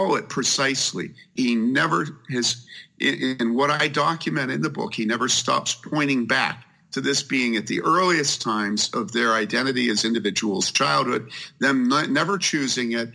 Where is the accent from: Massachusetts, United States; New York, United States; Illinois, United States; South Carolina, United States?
Illinois, United States; Wheaton; I grew up there in Wheaton where he grew up